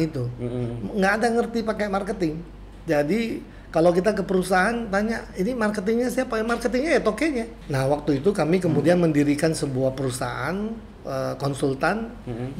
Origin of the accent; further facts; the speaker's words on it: Dabo Singkep, Riau Islands, Indonesia; now in Batam, Indonesia; Saya asli orang pulau, orang Dabo Singkep